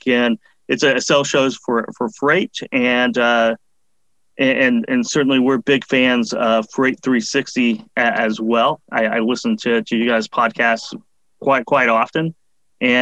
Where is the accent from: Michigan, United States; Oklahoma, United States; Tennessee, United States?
Oklahoma, United States; Tulsa; I'm from Tulsa, Oklahoma